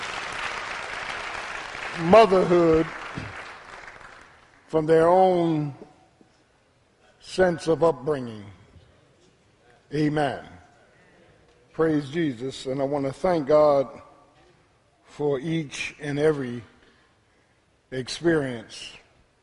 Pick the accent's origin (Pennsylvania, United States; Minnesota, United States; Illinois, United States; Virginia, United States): Pennsylvania, United States; Philadelphia; My 17 years growing up in South Philadelphia